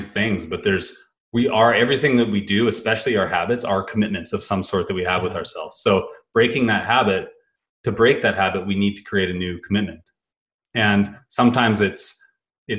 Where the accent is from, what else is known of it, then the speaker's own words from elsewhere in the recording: Kelowna, British Columbia, Canada; I grew up in Kelowna, BC, the Okanagan